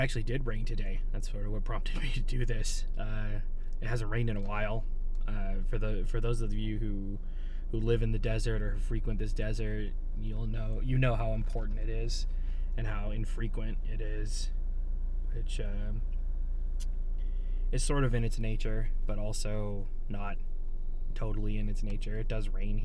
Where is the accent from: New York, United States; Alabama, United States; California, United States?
California, United States; Barstow; now in Joshua Tree, United States; I actually grew up not in Joshua Tree, but in Barstow